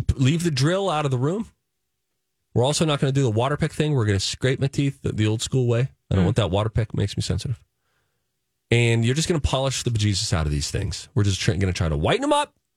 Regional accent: Springdale, Pennsylvania, United States; moved away; Sometimes I'll also will go back to my old hometown, Springdale, Pennsylvania

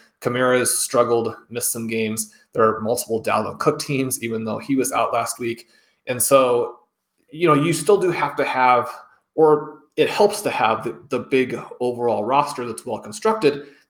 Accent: Kansas City, Missouri, United States; I was born in Kansas City

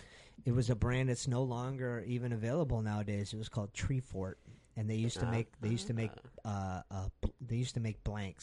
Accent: Exeter, New Hampshire, United States; also born or lived in Stratham, New Hampshire; My mother and I, we moved from Stratham to New Hampshire.

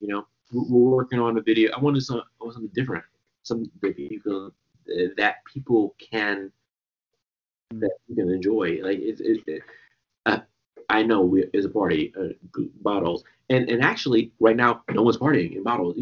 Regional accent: Washington, District of Columbia, United States; also born or lived in Trinidad and Tobago; I'm born in Washington, D.C.

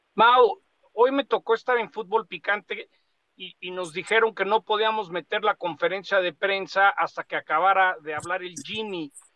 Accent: Mexico; como mexicano

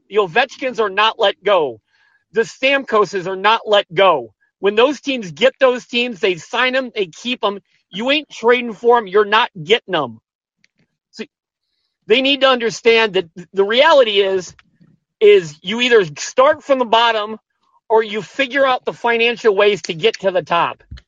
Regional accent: Indiana, United States; I'm from Indiana

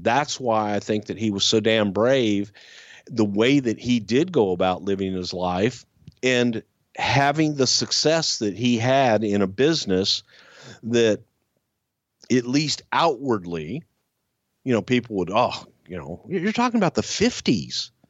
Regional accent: Texas, United States; I am from the South. I am from Texas

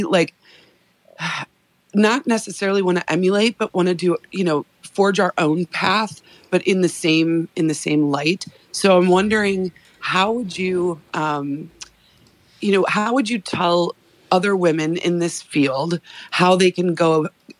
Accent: Chicago, Illinois, United States; now in Idaho, United States; I grew up in Chicago and I live in Idaho

